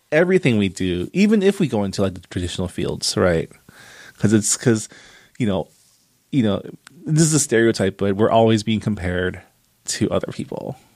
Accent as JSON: {"language": "English", "country": "Canada", "said": "I am also Canadian"}